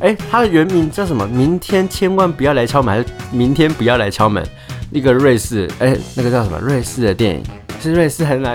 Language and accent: Chinese; Tainan, Taiwan; 我来自台南，然后其实我家里面蛮保守的，阿妈是农人，然后爸妈是老师，然后我，我又是家里面的长子长孙